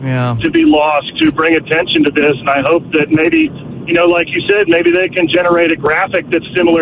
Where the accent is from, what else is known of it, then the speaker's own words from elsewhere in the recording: West Virginia, United States; now in Palm Bay, United States; I'm originally from West Virginia, so I come from an area where there was clay